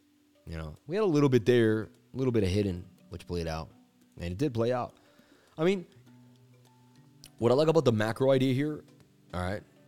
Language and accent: English; Queens, New York, United States; I grew up in Queens, you know, it is what it is, and I buy every real estate.